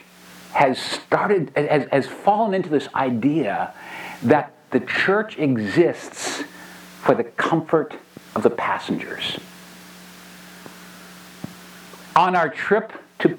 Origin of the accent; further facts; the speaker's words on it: New Hampshire, United States; I grew up here in New Hampshire in a pastor's old Baptist church